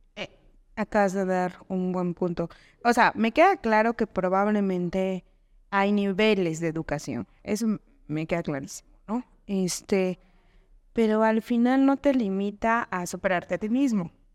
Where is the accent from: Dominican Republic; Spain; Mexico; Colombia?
Mexico; Veracruz; now in Texcoco, Mexico; yo soy de provincia, yo soy de Veracruz